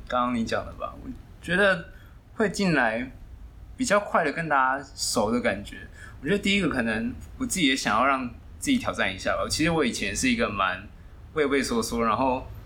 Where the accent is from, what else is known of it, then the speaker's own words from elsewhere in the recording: Hsinchu, Taiwan; moved away as an adult; now in Taichung, Taiwan; 我是新竹人，然后目前来台中上班